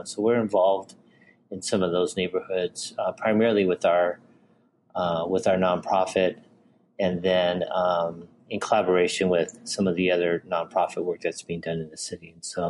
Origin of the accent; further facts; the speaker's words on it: Los Angeles, California, United States; first language English; now in Fullerton, United States; Born and bred in Los Angeles. I haven't ventured very far.